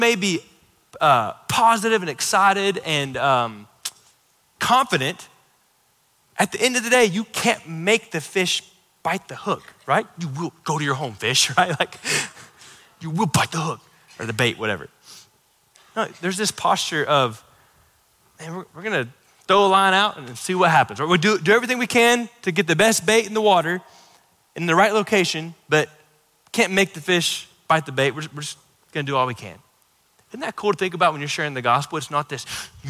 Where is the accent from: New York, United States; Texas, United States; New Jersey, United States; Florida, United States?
Florida, United States; I grew up in Florida